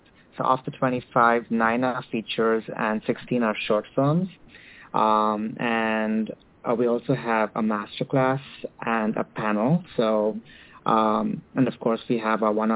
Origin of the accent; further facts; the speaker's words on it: Mumbai, Maharashtra, India; growing up in Mumbai